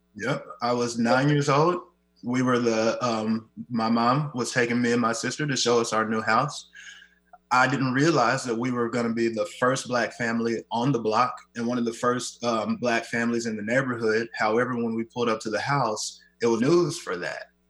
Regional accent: Kansas City, Missouri, United States; moved away as an adult; now in Seattle, United States; my hometown that they have been, Kansas City

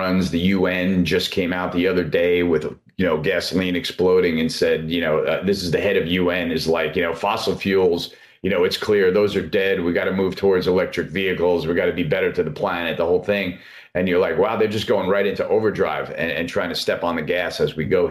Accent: United States; as an American

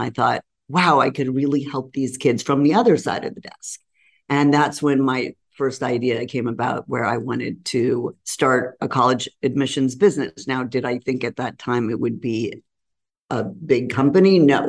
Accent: Los Angeles, California, United States; I grew up in Los Angeles

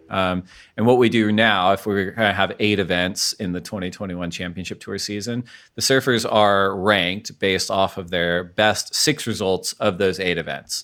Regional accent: United States; we're all American people

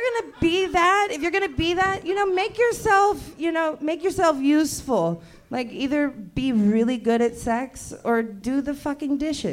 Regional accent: Brooklyn, New York, United States; I'm from Brooklyn. We just do things differently there.

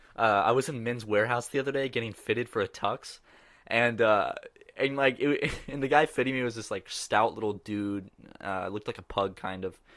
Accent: Charleston, South Carolina, United States; I'm from Charleston, which is like the, like, kinda like the city beach

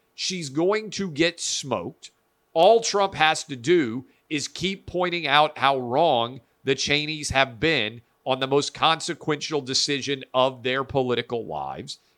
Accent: Nashville, Tennessee, United States; There's a 155 year old school in Nashville, Tennessee, my hometown

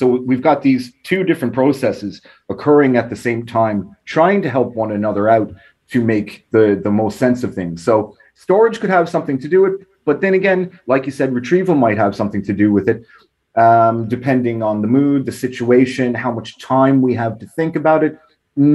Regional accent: New York, United States; accent: New York Irish; Well, I have a funny accent as well, because I grew up in New York. So I was kind of back and forth my whole life, and then eventually moved here when I was 18, did college, all that. So I still have a weird mix of a New York Irish accent.

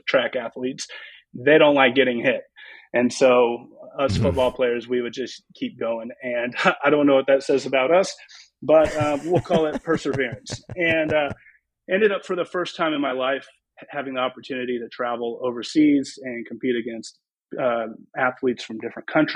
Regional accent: Bartlesville, Oklahoma, United States; also born or lived in Claremore, Oklahoma / Skiatook, Oklahoma / Dallas, Texas; I grew up in Bartlesville, but I also lived in Claremore and Skytook, but ended up graduating high school from Bartlesville

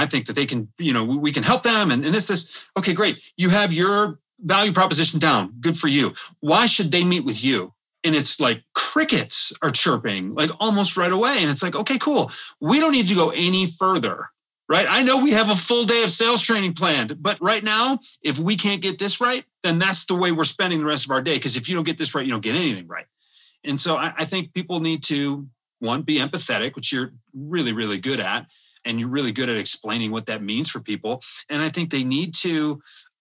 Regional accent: Michigan, United States; growing up in Michigan

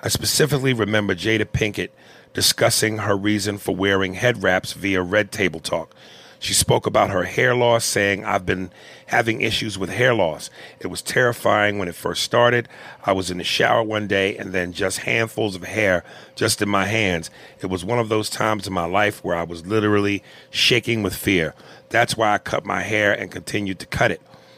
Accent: Canada; accent: Canadian; Mic drop in my Canadian accent. I have no Indian accent, but for joke purposes, I laugh because Aries has fun with the accent.

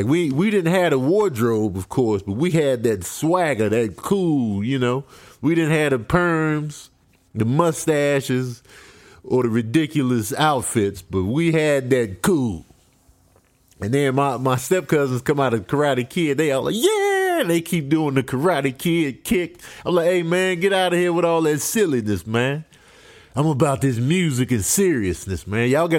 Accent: Grand Rapids, Michigan, United States; born there; We were in Grand Rapids, Michigan. I was born in Grand Rapids, but we were visiting family.

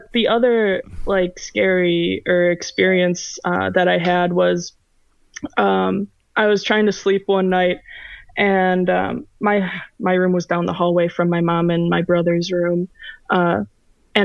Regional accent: Oshkosh, Wisconsin, United States; I'm from Oshkosh, Wisconsin

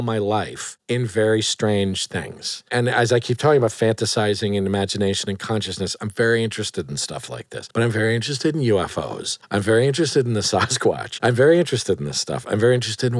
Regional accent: New Haven, Connecticut, United States; New Haven, Connecticut

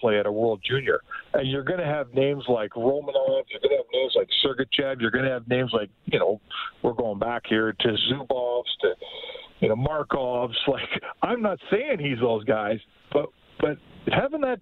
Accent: Canada; I'm a Canadian guy

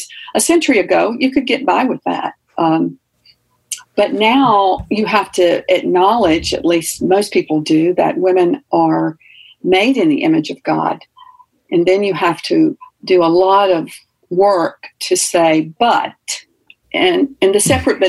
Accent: the South, United States; And I liken it to growing up in the South in the separate but equal era.

